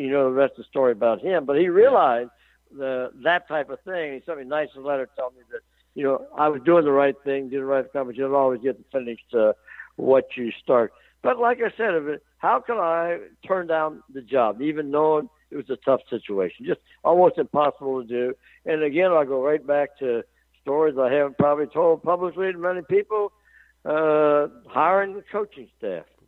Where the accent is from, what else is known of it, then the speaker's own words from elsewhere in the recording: Cincinnati, Ohio, United States; now in Lexington, United States; I'm from Cincinnati originally. I'm in three Hall of Fames here